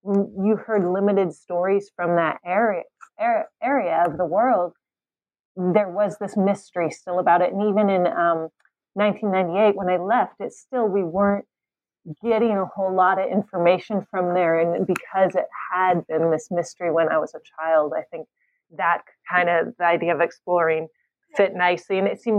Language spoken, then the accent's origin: English; California, United States; moved away as an adult; also born or lived in Latvia / Ukraine / Kentucky; I'm born and raised in California, despite the name …. And I ended up going to University of California at San Diego for college.